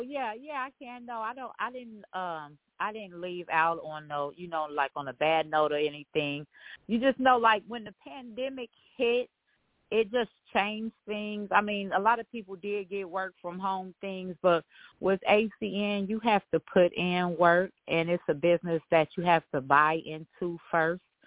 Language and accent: English; Dayton, Ohio, United States; I'm from Dayton, Ohio